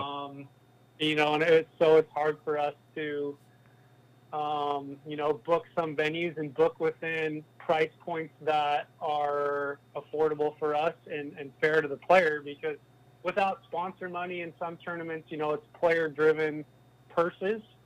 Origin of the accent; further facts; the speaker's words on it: California, United States; moved away as an adult; now in Arizona, United States; growing up in California